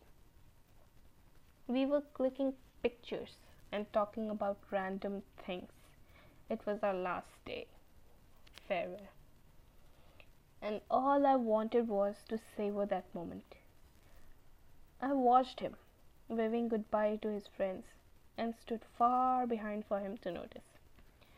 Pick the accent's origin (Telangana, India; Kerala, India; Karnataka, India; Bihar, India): Bihar, India; from Bihar